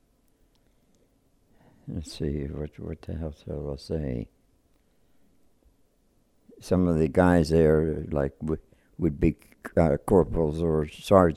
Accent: Eastern Maryland, United States; I was born in Eastern Maryland in, 1923.

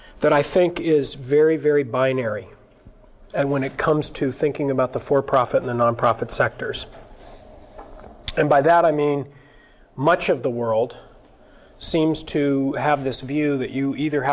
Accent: Berkeley, California, United States; also born or lived in San Francisco; I grew up in Berkeley.

